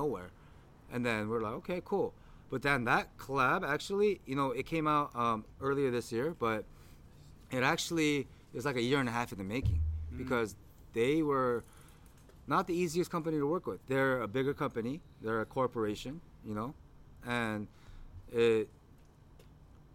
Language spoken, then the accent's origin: English; United States; we're from America